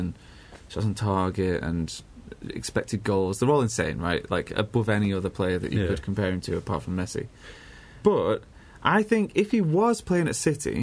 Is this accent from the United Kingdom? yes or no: yes; England, United Kingdom; as English people